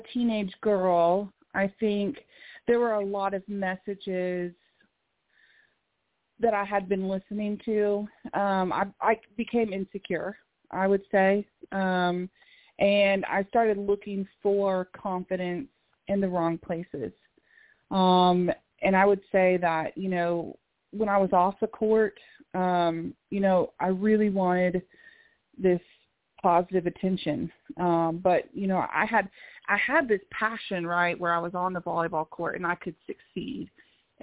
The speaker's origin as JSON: {"language": "English", "town": "Oklahoma City", "region": "Oklahoma", "country": "United States", "said": "originally from Oklahoma City, Oklahoma"}